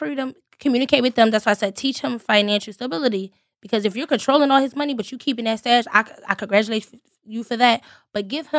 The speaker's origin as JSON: {"language": "English", "town": "Philadelphia", "region": "Pennsylvania", "country": "United States", "said": "I'm from South Philly."}